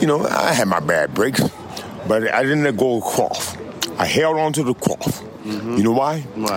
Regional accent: Pasadena, California, United States; I was born and raised in Pasadena. I watched this place come up.

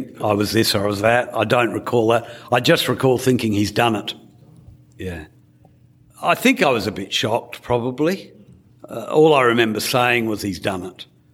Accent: Australia

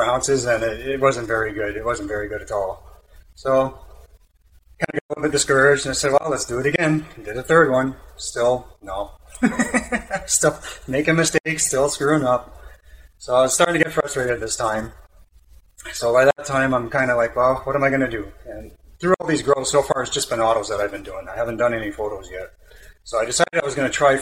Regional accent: Canada; I'm Canadian

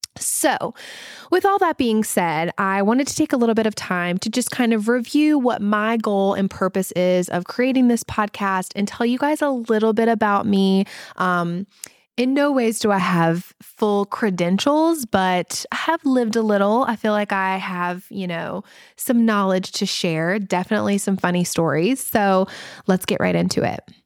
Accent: the South, United States; accent: Southern; I do have my Southern accent

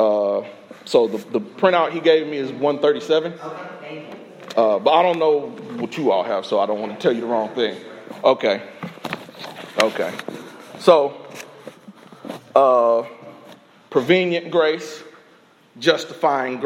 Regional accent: Indianapolis, Indiana, United States; moved away as an adult; also born or lived in Illinois; now in Texas, United States; raised in Indiana

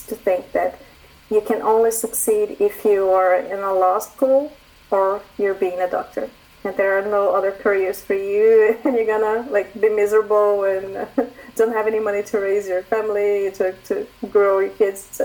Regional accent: Brazil; moved away as an adult; now in Canada; I'm a doctor from Brazil, and I moved to Canada since 2015.

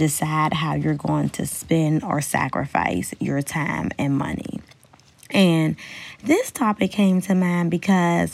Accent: Pittsburgh, Pennsylvania, United States; moved away; I'm originally from Pittsburgh, Pennsylvania

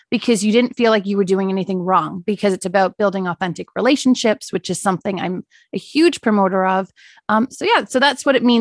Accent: South Africa; now in Canada; being a child in South Africa, I guess the best way is more so to do a comparison between how I lived later on when we moved to Canada

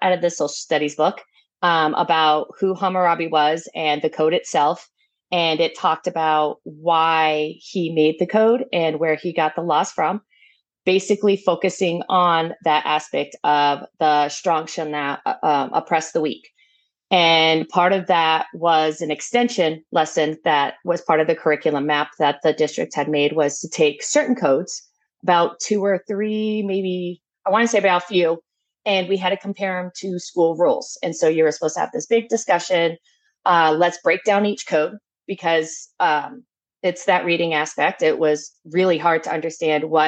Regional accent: Tucson, Arizona, United States; I am from Tucson, Arizona

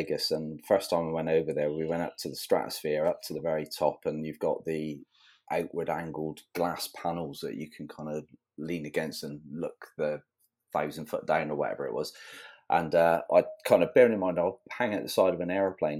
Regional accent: England, United Kingdom; accent: English; my English accent

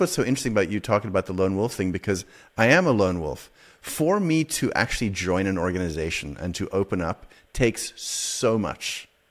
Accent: South Africa; growing up in South Africa

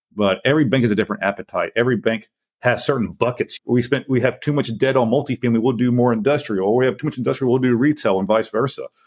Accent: Lake Charles, Louisiana, United States; also born or lived in Houston; Came back to where I grew up in Lake Charles, Louisiana, got my real estate license

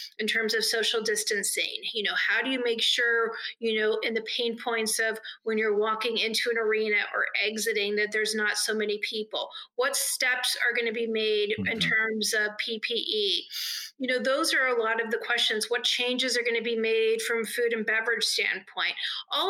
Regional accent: Northern California, United States; also born or lived in Los Angeles / Philadelphia; now in Indianapolis, United States; I grew up in Northern California and lived in Los Angeles for a lot of years

